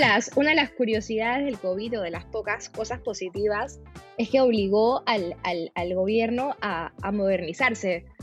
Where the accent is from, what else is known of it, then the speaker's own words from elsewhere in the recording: Panama; también soy abogada panameña